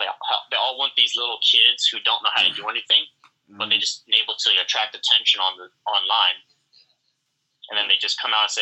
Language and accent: English; Florida, United States; also born or lived in Minnesota; now in Twin Cities, Minnesota, United States; I was born in Florida